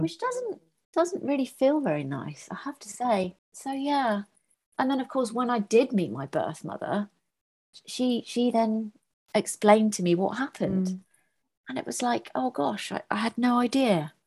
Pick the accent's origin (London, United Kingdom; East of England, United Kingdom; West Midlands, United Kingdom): West Midlands, United Kingdom; Birmingham; also born or lived in Northampton; I was born in Northampton and brought up in the Midlands in Harborne in Birmingham.